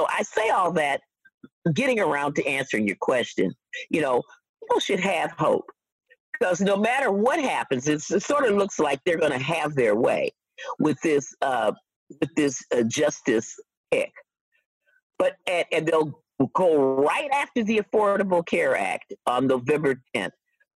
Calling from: Wisconsin, United States; You know, I'm speaking from Wisconsin, and so I think people have to look at where their votes are

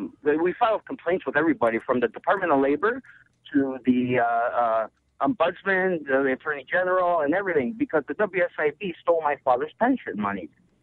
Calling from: Toronto, Ontario, Canada; I'm calling from Toronto

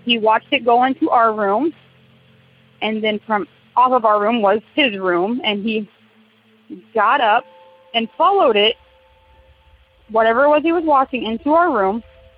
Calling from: Wapello, Iowa, United States; I'm calling from Wapello, Iowa.

